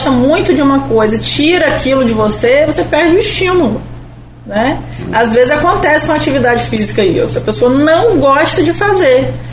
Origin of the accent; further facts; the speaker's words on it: Campos dos Goytacazes, Rio de Janeiro, Brazil; Sou, sou de Goitacazes.